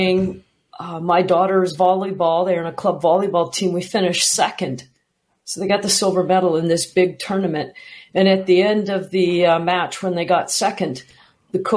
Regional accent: Canada; I'm from Canada

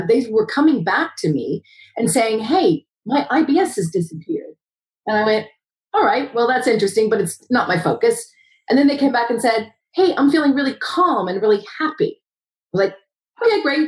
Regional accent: United States; moved away as an adult; now in Wales, United Kingdom; I'm an American

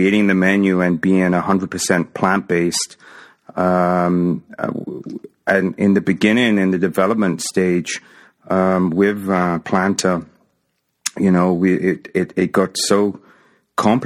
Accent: England, United Kingdom; moved away as an adult; now in Toronto, Canada; I grew up in England, but originally my parents were from a small island in the Indian Ocean called Mauritius.

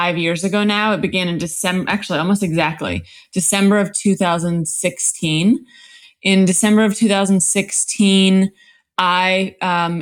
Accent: Los Angeles, California, United States; I live in Los Angeles. I'm from Los Angeles. I'm a third generation Angeleno, actually, on both sides

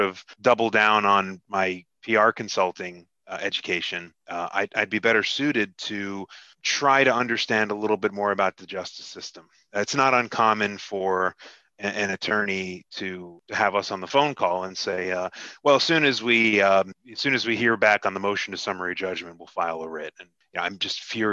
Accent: Hackensack, New Jersey, United States; moved away as an adult; now in South Jersey, United States; I grew up about 5 miles outside of Manhattan in northern New Jersey, right around Hackensack, New Jersey

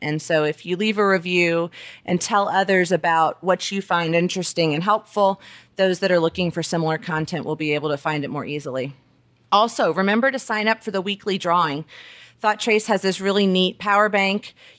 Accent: Alabama, United States; also born or lived in South Florida / Southern California; I was born in Alabama. I moved all over. We lived in South Florida, Southern California, moved back to Alabama for middle school and high school.

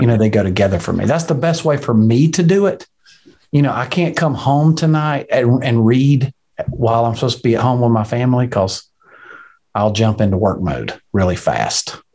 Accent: Alabama, United States; I'm from Alabama. We're 48th on every list.

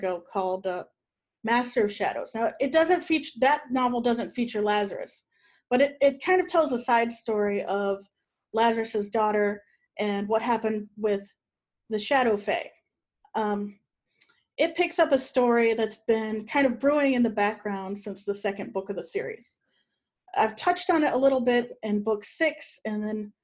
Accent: Ohio, United States; moved away as an adult; I lived all my life in Ohio until last year.

